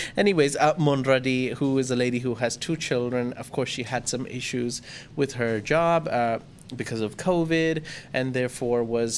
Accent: Thailand; I grew up in Thailand, I've been here too long

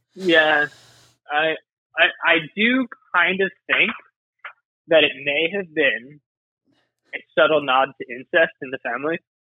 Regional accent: near Philadelphia, Pennsylvania, United States; growing up near Philly

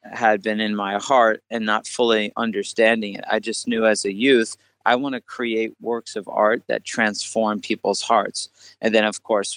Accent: New Jersey, United States; I'm actually grew up in New Jersey. I'm from the East Coast

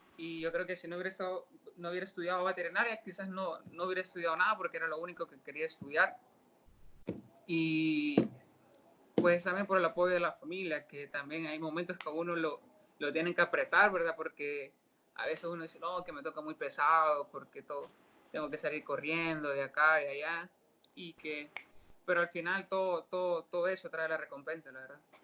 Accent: Santa Ana, El Salvador; yo soy aquí de Santa Ana

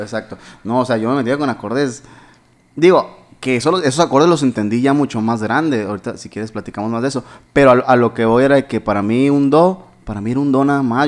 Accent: Hermosillo, Sonora, Mexico; yo nací aquí en Hermosillo

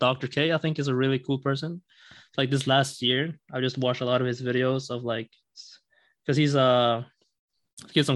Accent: Sweden; moved away as an adult; also born or lived in Glasgow, Scotland / Singapore; I am from Sweden. I grew up there and I went to Glasgow in Scotland to study computer science.

